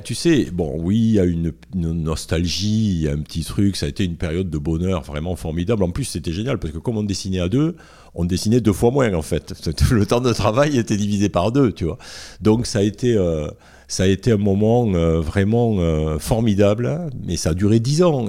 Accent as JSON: {"language": "French", "area": "the South", "region": "southern France", "country": "France", "also_born_or_lived": "Paris / Toulouse", "accent": "Sud", "moved": "as an adult", "said": "j'ai l'accent du Sud, mais à l'époque je l'avais beaucoup plus."}